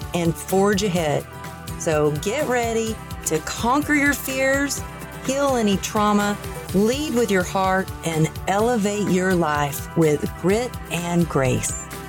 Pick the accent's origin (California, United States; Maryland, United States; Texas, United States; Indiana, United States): Texas, United States; moved away as an adult; also born or lived in Los Angeles; I was born in Texas